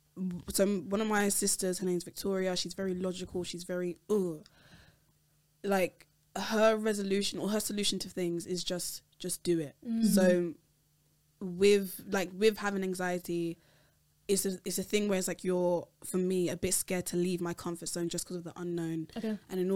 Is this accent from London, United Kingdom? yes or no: yes; London, United Kingdom; I'm Nigerian, but I was born in London.